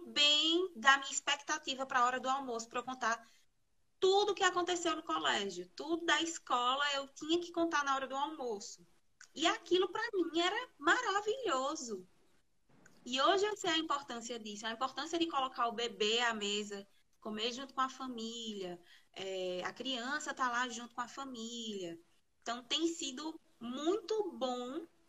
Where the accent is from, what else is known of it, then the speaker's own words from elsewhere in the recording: Garanhuns, Pernambuco, Brazil; sou de Garanhuns, Pernambuco.